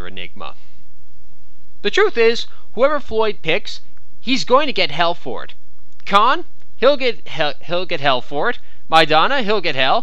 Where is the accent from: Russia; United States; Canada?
Canada; I am Canadian